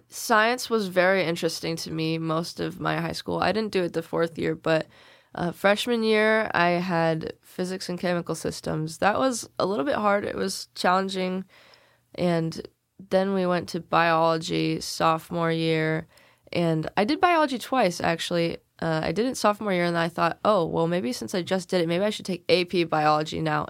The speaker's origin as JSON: {"language": "English", "area": "Selmer", "region": "Tennessee", "country": "United States", "tie": "born or raised there", "said": "I was born in Salem. I've grown up, uh, here my whole life"}